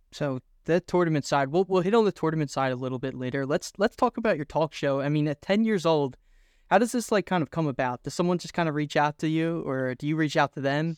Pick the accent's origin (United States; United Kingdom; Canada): United States; Philadelphia, Pennsylvania; I'm from Philadelphia